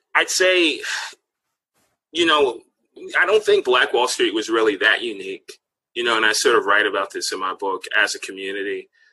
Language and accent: English; Washington, District of Columbia, United States; I grew up in Washington, D.C., and everybody called it Chocolate City when I was growing up